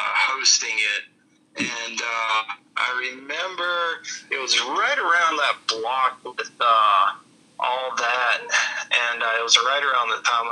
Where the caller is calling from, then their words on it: Blythewood, South Carolina, United States; I am from Blythewood, South Carolina.